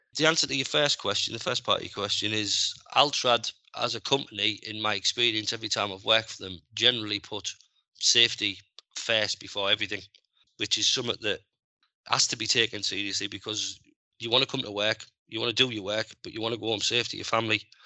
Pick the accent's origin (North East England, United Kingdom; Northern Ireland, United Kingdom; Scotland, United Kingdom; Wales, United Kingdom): North East England, United Kingdom; Middlesbrough; I'm from Middlesbrough